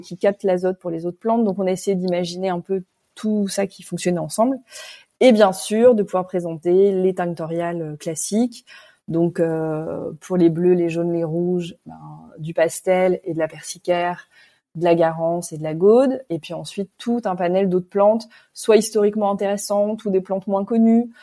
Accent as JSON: {"language": "French", "town": "Paris", "region": "Île-de-France", "country": "France", "also_born_or_lived": "Ivry-sur-Seine / Réunion", "said": "je suis parisienne hein, d'origine"}